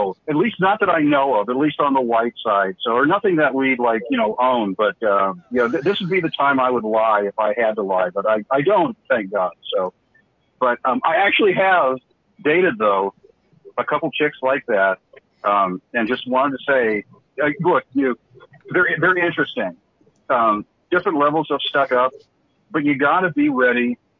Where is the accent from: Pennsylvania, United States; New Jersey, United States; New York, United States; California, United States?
California, United States; Fresno; from Fresno. I'm calling from Minneapolis right now